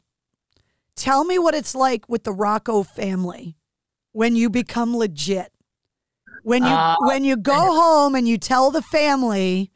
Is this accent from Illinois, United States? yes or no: no; Boston, Massachusetts, United States; the Bostonian